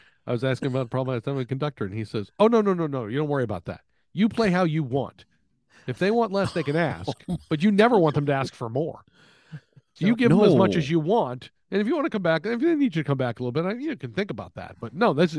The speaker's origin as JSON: {"language": "English", "region": "Texas", "country": "United States", "tie": "born or raised there", "said": "I grew up in Texas, so I grew up knowing music, it's all about winning."}